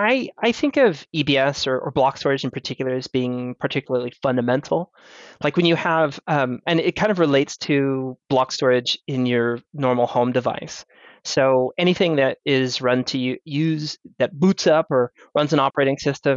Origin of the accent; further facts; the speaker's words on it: United States; born there; also born or lived in Europe; Well, I'm a world citizen. I'm American-born British.